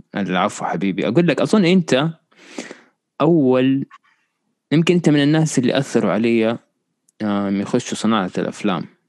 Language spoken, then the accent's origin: Arabic; Riyadh, Riyadh Province, Saudi Arabia; انا كنت مولود في الرياض